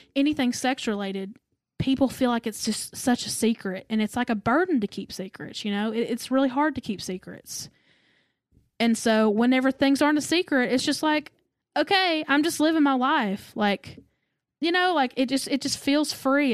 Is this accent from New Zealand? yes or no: no; the South, United States; I was raised in the South